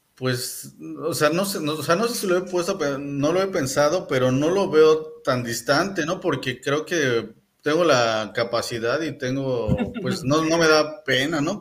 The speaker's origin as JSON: {"language": "Spanish", "region": "Mexico City", "country": "Mexico", "moved": "yes", "lives_now": "Mérida, Mexico", "said": "soy de la Ciudad de México"}